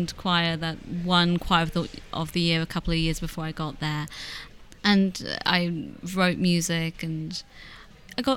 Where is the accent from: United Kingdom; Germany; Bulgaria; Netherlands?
United Kingdom; London; I grew up in High Barnet, which is a fun little area to grow up in as a Jew